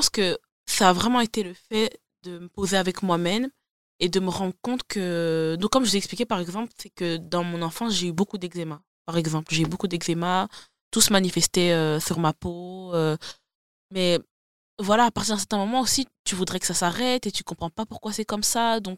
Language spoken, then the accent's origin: French; DR Congo; parce que je suis congolaise, et parce que la santé mentale chez moi, j'ai grandi comme ça, je dois garder ça comme c'est.